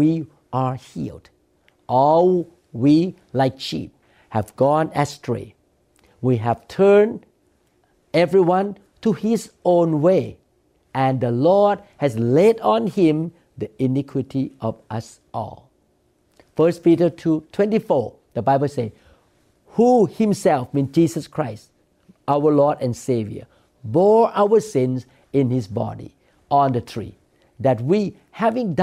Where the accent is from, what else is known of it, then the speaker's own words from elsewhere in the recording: Thailand; moved away; I used to curse God when I was growing up in Thailand